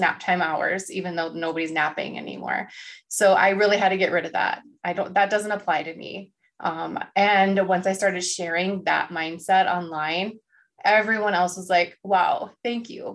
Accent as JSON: {"language": "English", "region": "North Dakota", "country": "United States", "said": "I'm from North Dakota"}